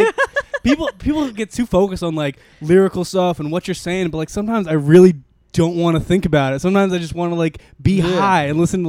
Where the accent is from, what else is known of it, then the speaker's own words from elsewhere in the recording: Arlington, Virginia, United States; also born or lived in Richmond, Virginia; I'm from Virginia, man. I'm from Arlington, Virginia.